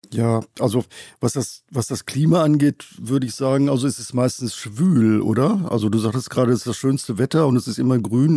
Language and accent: German; North Rhine-Westphalia, Germany; also born or lived in Dortmund; now in Cologne, Germany; ich bin aufgewachsen in einem westfälischen kleinen Dorf